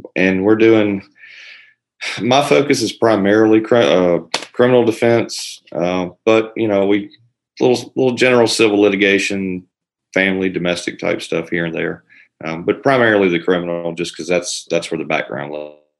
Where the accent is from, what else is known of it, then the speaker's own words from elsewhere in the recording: Elberton, Georgia, United States; also born or lived in Florida; I'm from Elberton, same place that uh, Jim and Steve are uh, from. I grew up here